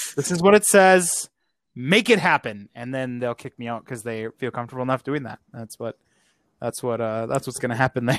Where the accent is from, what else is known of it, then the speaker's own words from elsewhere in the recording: Wisconsin, United States; I am from Wisconsin.